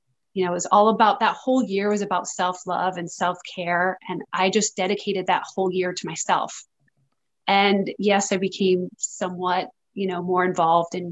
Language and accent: English; Massachusetts, United States; moved away as an adult; also born or lived in Los Angeles; I grew up in Massachusetts